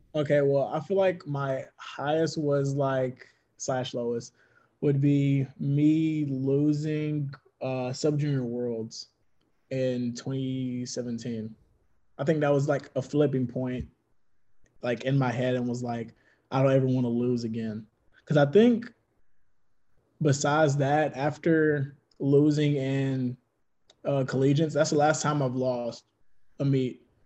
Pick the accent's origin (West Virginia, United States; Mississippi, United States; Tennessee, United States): Mississippi, United States; I'm from Mississippi